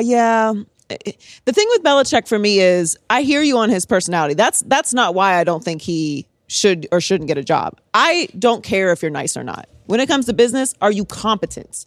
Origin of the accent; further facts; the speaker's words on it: Pittsburgh, Pennsylvania, United States; I'm born and raised in Pittsburgh